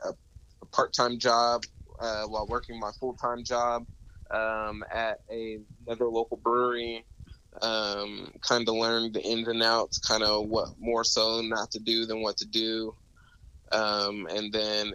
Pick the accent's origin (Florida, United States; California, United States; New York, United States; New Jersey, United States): California, United States; Sacramento; now in San Antonio, United States; I'm originally from Sacramento, California.